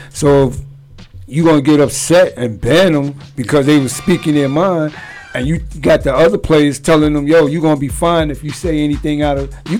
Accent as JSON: {"language": "English", "region": "New York", "country": "United States", "said": "I'm a New Yorker."}